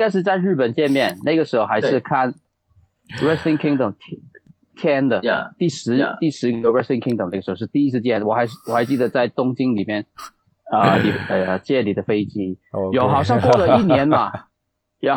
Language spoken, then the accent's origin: Chinese; Hong Kong; 我就是一直在香港长大，